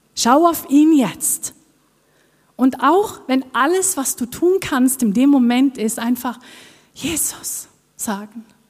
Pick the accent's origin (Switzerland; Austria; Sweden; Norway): Norway; accent: Norwegian; German is a second language; moved away as an adult; Ich komme aus Norwegen, ich bin Norwegerin und das hört ihr vielleicht auch auf meinem Akzent, dass ich nicht hierher komme